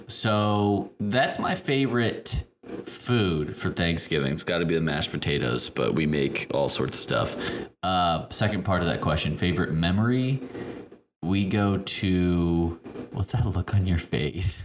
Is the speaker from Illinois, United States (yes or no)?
yes; Chicago, Illinois, United States; I am from Chicago, but my family is all from Tennessee